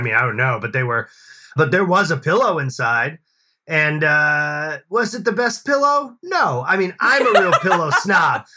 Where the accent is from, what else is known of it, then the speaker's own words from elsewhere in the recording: Boston, Massachusetts, United States; I grew up in Boston